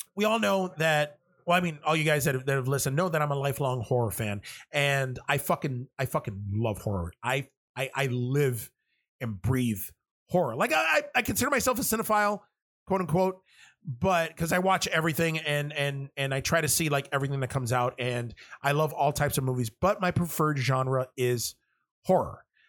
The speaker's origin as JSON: {"language": "English", "town": "New York City", "region": "New York", "country": "United States", "tie": "born or raised there", "said": "I was born and raised in New York City and Manhattan."}